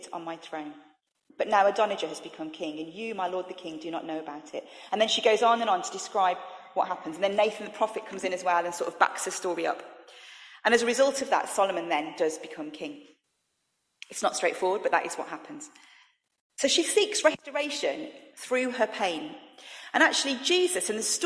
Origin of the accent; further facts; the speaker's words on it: Birmingham, West Midlands, United Kingdom; I'm from Birmingham